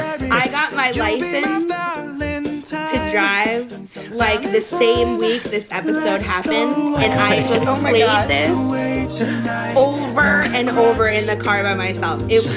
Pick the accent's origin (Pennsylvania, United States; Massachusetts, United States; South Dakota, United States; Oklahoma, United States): Massachusetts, United States; Well, it is, you know, I'm from Massachusetts originally. I don't know if you guys knew that.